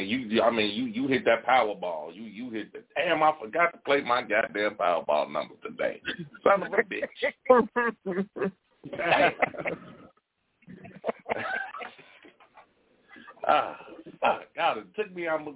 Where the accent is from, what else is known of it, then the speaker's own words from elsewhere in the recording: Gary, Indiana, United States; I'm born and raised in Gary.